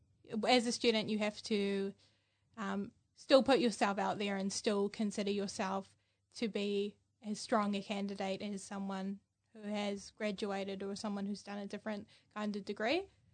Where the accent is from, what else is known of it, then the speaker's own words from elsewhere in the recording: Hamilton, Waikato, New Zealand; I'm from Hamilton.